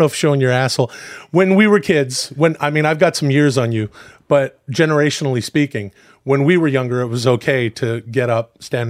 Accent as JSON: {"language": "English", "town": "Ladner", "region": "British Columbia", "country": "Canada", "tie": "born or raised there", "moved": "yes", "said": "I grew up in a small town outside Vancouver."}